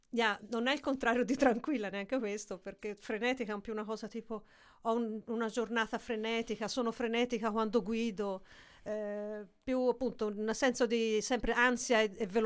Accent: Italy; moved away as an adult; now in Amsterdam, Netherlands; Eh sì, io sono italiana.

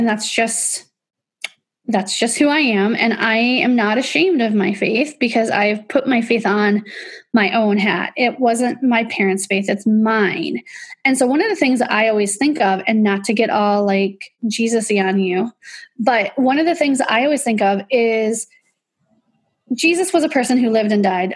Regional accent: Illinois, United States; I grew up in Illinois

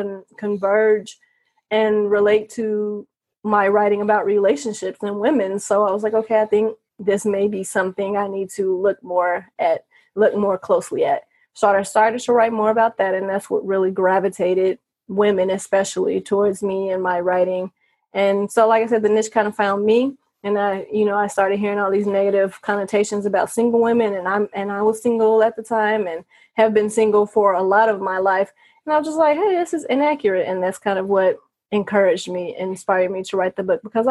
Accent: Gary, Indiana, United States; moved away as an adult; now in Las Vegas, United States; I'm from Indiana. I was born in Gary

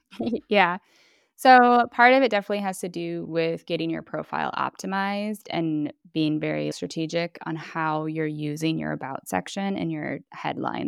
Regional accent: Minneapolis, Minnesota, United States; moved away as an adult; now in Bologna, Italy; I am originally from Minneapolis, Minnesota, and I have been living in Bologna, Italy now for just over ten years.

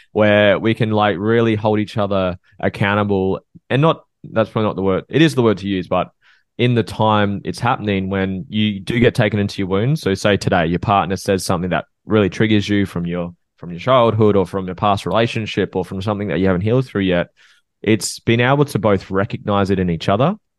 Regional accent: Norfolk Island; I'm from North Oak Island, which is a small island between Australia and New Zealand

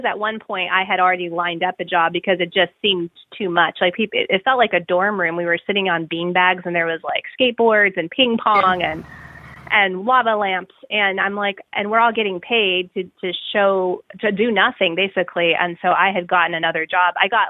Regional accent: Southwest, United States; Yeah, I grew up in the Southwest, and there's so much great influence of, you know, Native American jewelry.

